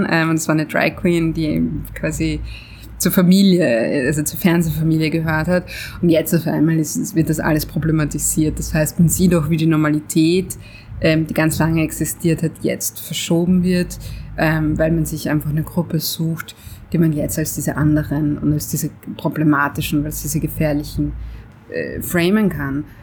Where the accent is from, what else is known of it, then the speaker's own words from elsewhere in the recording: Switzerland; weil ich bin Schweizer, ich bin ein Mann